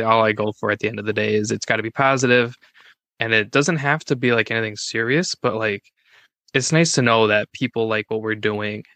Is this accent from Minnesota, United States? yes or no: yes; Minnesota, United States; I'm from Minnesota.